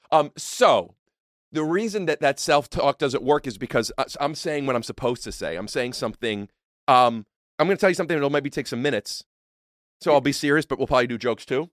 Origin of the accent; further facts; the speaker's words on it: Northeast Ohio, United States; moved away; where I grew up in Northeast Ohio